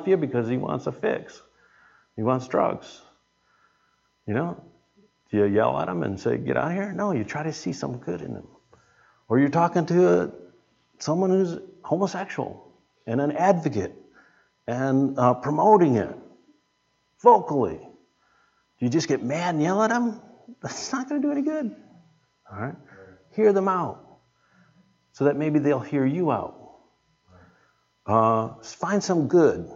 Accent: United States; I'm American

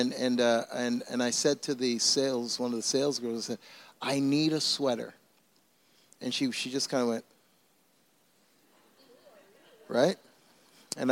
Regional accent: Canada; also born or lived in Toronto; now in Mississauga, Canada; I'm Canadian

